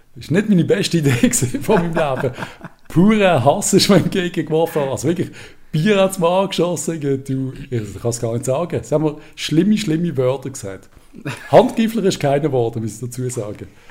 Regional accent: Basel, Basel-Stadt, Switzerland

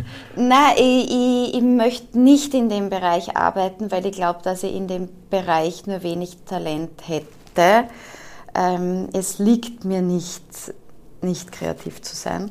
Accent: Austria; accent: Austrian; also born or lived in Vorarlberg / Germany; wir sind Österreicher und unser Problem ist mit der österreichischen Sprache

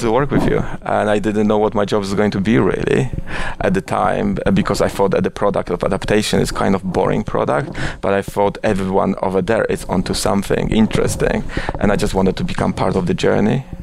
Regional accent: Oświęcim, Lesser Poland, Poland; English is a second language; moved away as an adult; also born or lived in Warsaw / India / London; now in New York, United States; I was born in Oświęcim, which is uh, a quite controversial city to be born with. Uh, but I, I, actually I was born there, and I was there. I was living there till I was 18

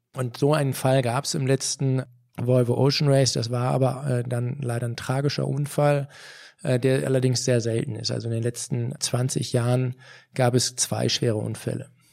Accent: Germany; als Deutsche

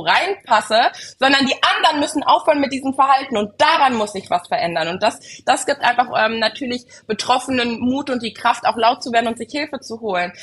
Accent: Germany; bei uns in Deutschland

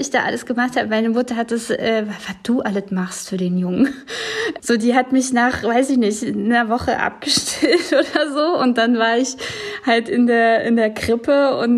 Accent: West Germany, Germany; weil ich eben als diese, ja, dieses ostdeutsch geprägte Kind, so im Westen groß geworden bin

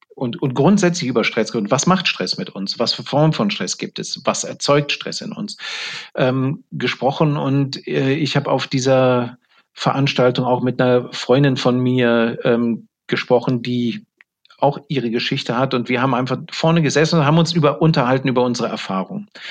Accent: Germany; ich bin ja ein Deutscher

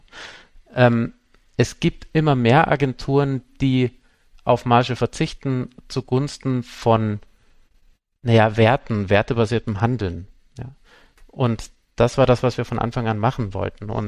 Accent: Munich, Bavaria, Germany; ich komme aus München

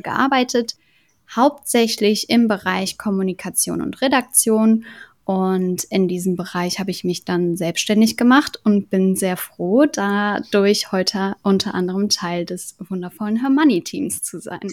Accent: Cologne, North Rhine-Westphalia, Germany; Ich komme ja aus Köln

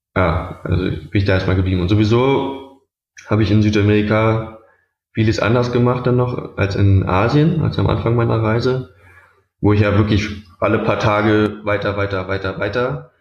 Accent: Berlin, Germany; ich komme aus Berlin

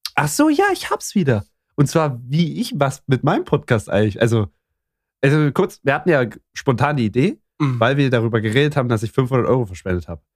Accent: Saxony, Germany; ich komme aus Sachsen

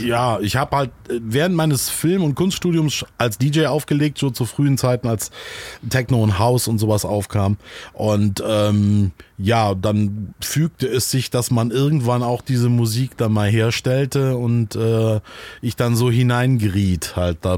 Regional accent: Solingen, North Rhine-Westphalia, Germany; also born or lived in Düsseldorf; now in Hamburg, Germany; ich komme eigentlich, bin geboren in Solingen

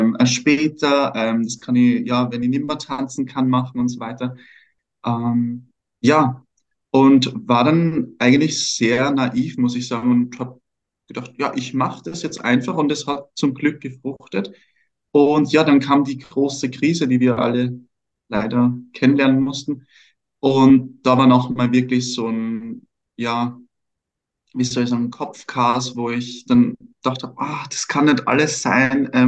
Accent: Vienna, Austria; Aus Wien.

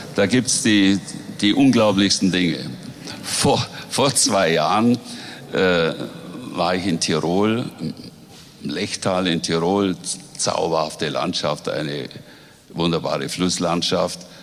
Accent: Swabia, Bavaria, Germany; Schwaben ist meine Heimat, an Schwaben hänge ich und ich möchte nirgendwo sonst leben

